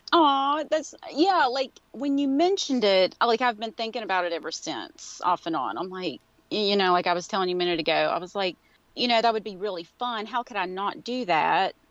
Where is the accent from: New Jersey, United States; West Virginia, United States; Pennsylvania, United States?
West Virginia, United States; accent: Appalachian; I live in West Virginia. This is um, where I grew up